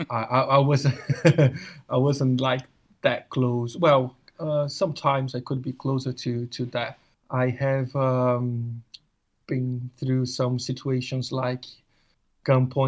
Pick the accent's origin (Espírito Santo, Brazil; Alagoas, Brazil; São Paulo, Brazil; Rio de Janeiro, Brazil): Rio de Janeiro, Brazil; moved away as an adult; now in United Kingdom; I grew up in Rio